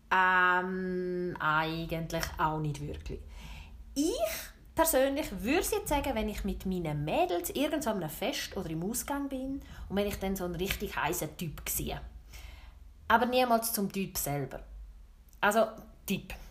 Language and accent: German; St. Gallen, Switzerland; Ich tue nicht richtig 100% Bündner. Nein, das tue ich nicht. Aber ich habe einen rechten Einschlag. Ich bin nämlich im Sarganserland aufgewachsen. Oder was es noch genauer eingrenzt, im Heidiland.